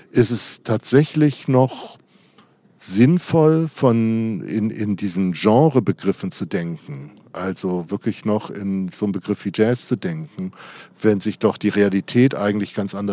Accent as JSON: {"language": "German", "town": "Darmstadt", "region": "Hesse", "country": "Germany", "said": "Also man erzählt immer, ich komme aus Darmstadt, das ist eine Stadt 30 Kilometer südlich von Frankfurt."}